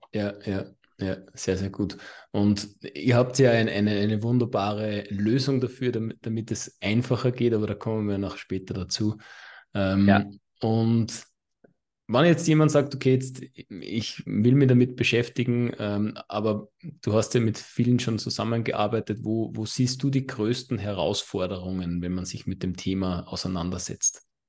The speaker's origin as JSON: {"language": "German", "country": "Austria", "said": "bei uns in Österreich"}